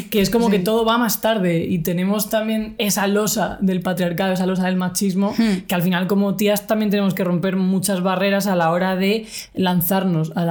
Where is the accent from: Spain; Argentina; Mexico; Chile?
Spain; Cartagena, Region of Murcia; moved away as an adult; yo soy de Cartagena, he pasado toda mi vida allí, o sea, nací allí, mi familia es de allí, bueno, mi padre era de Madrid, también tengo familia en Madrid, pero vamos, yo me criaba criado ahí toda mi infancia, toda mi adolescencia, hasta los 18 que vine aquí.